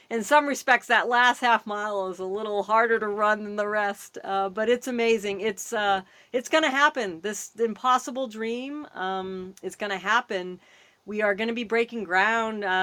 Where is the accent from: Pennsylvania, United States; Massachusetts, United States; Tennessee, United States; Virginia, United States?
Massachusetts, United States; now in Los Angeles, United States; I'm from the East Coast. I'm from Massachusetts originally, so I have a kind of a good East uh, West Coast thing.